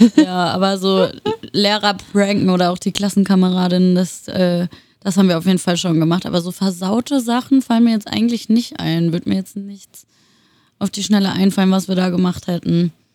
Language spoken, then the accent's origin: German; Würzburg, Bavaria, Germany; moved away as an adult; also born or lived in Wiesbaden, Hesse; now in Berlin, Germany; Ich habe zehn Jahre in Hessen gewohnt, in der Nähe von Wiesbaden. Also ich bin auch in Wiesbaden geboren. Und äh, die anderen zehn Jahre meines Lebens habe ich dann in Würzburg in Bayern verbracht